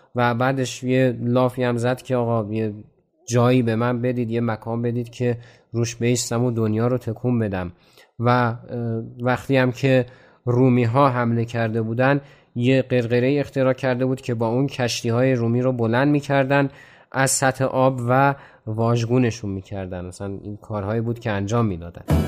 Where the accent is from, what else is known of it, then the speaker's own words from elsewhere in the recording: Iran; به عنوان یک ایرانی